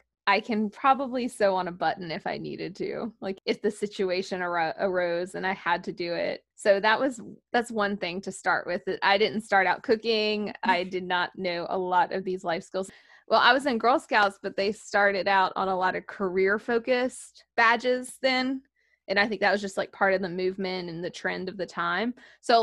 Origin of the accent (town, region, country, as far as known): the South, Southern United States, United States; born or raised there